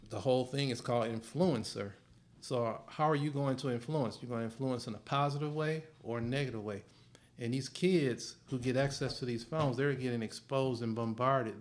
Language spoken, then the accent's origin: English; Michigan, United States; I'm from Michigan